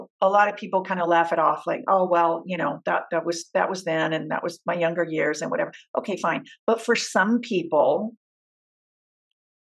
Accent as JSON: {"language": "English", "region": "Southern California", "country": "United States", "also_born_or_lived": "Orange County, California", "said": "I'm from Southern California, fourth generation Californian"}